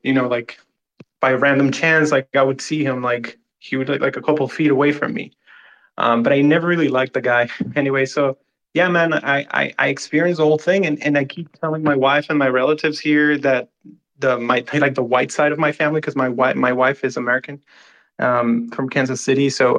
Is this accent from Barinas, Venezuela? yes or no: yes; Barinas, Venezuela; moved away; I grew up. I'm from Barinas, which is like the state where Hugo Chavez is from.